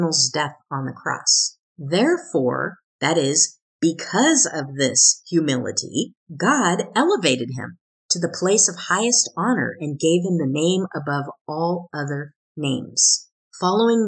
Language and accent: English; Oregon, United States; where I grew up in Oregon